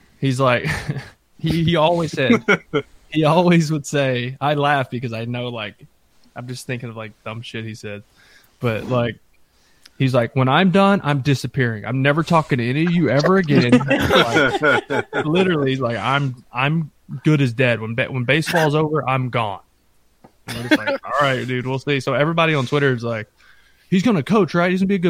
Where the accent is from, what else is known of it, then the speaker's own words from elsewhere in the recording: Texas, United States; I grew up outside Dallas, small town, could go to Rangers games and actually like see him in person.